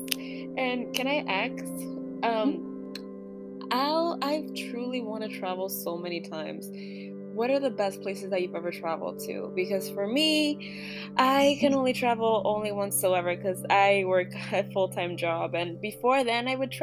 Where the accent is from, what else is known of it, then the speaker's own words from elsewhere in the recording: Ecuador; moved away; I'm from Ecuador